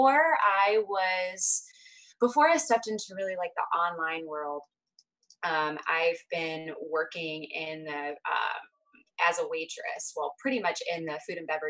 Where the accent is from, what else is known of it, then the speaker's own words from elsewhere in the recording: Hershey, Pennsylvania, United States; now in Northern California, United States; I'm originally from Hershey, Pennsylvania, and now I reside in Northern California.